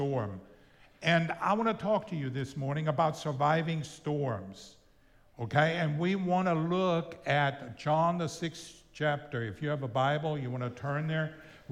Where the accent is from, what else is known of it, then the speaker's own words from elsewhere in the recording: Austria; first language German; English is a second language; also born or lived in El Paso, Texas, United States; now in Florida, United States; I grew up in Austria. I'm from Austria originally